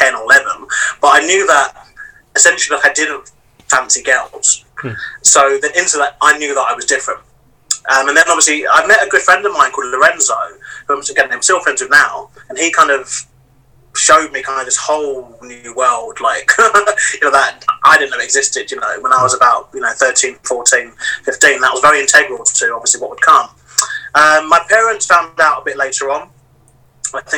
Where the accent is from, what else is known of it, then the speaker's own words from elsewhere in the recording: London, United Kingdom; And I lived in Deptford, which is just over the bridge. And yeah, grew up here basically. So South London boy